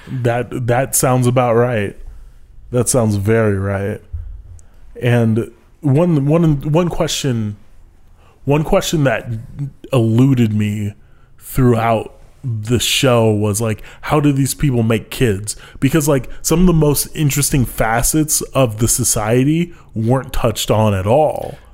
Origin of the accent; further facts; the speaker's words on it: United States; I'm American